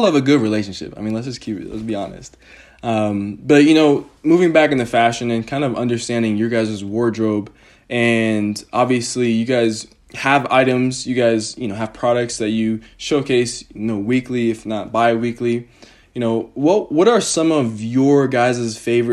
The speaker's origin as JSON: {"language": "English", "country": "United States", "also_born_or_lived": "Denver", "said": "the very selfish and centric American"}